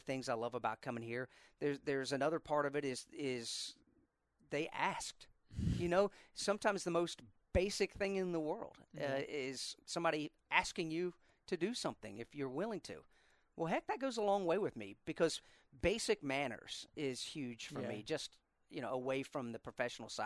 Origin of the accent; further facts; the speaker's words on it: Indiana, United States; I grew up in Indiana